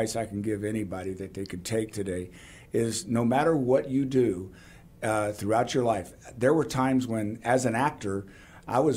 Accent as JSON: {"language": "English", "town": "Deer Park", "region": "Texas", "country": "United States", "tie": "born or raised there", "also_born_or_lived": "Los Angeles, California / Dallas, Texas", "said": "I'm a graduate from Deer Park High School here in Houston, Texas, other side of the city over there, southeast side"}